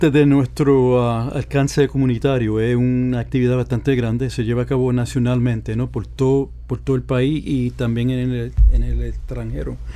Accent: Puerto Rico; Hasta la muerte.

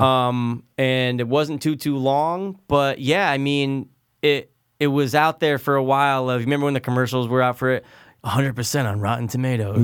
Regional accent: United States; we're American

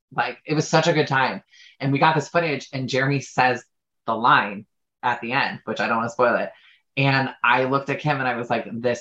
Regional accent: Chicago, Illinois, United States; moved away; I'm from Chicago originally.

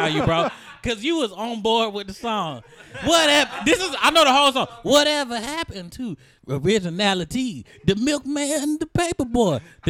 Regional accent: Atlanta, Georgia, United States; I'm from Atlanta.

